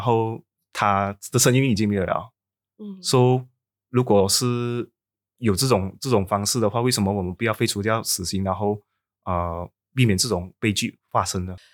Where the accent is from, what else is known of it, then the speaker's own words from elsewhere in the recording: Sabah, Malaysia; 我的家乡是在，啊，沙巴